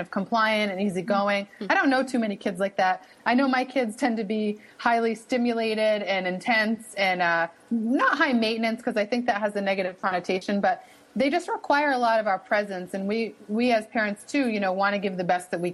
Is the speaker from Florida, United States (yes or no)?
no; Boston, Massachusetts, United States; accent: wicked (Boston); I'm situated here at Northeastern, and that's in Boston, Massachusetts. So maybe you can pick up on my wicked accent a little bit here